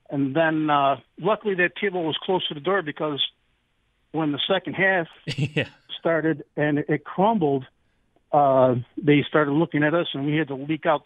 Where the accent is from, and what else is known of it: Buffalo, New York, United States; born or raised there; moved away